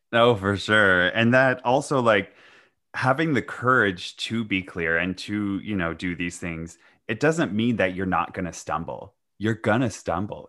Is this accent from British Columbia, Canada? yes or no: yes; Vancouver, British Columbia, Canada; I'm from Vancouver